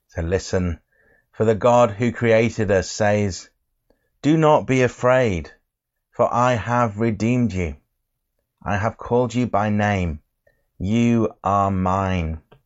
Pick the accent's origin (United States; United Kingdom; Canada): United Kingdom; England; I'm from England